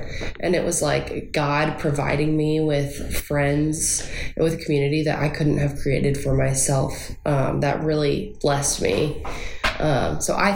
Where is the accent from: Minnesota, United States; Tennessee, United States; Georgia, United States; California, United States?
Minnesota, United States; Minneapolis; moved away as an adult; now in Nashville, United States; I'm originally from Minneapolis, Minnesota